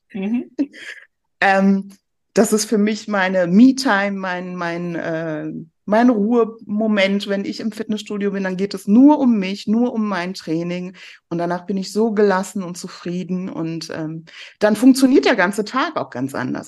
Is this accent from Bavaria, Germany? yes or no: no; near Cologne, North Rhine-Westphalia, Germany; also born or lived in Iran (south); ich bin dann in der Nähe von Köln aufgewachsen und äh, bin im Herzen auch immer ein kölsches Mädchen.